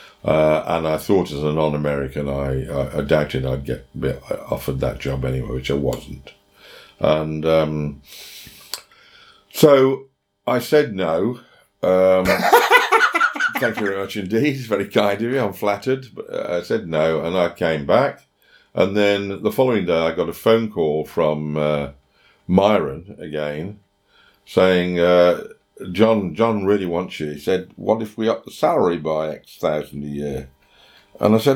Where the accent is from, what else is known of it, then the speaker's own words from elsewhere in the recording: England, United Kingdom; also born or lived in Yorkshire; as an Englishman